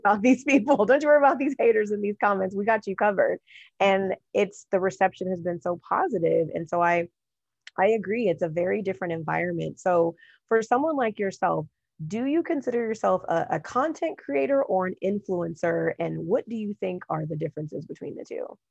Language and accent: English; Los Angeles, California, United States; also born or lived in Apple Valley, California; I'm originally from Southern California and, you know, born and raised in the Los Angeles area, and when I was going into the seventh grade, we also left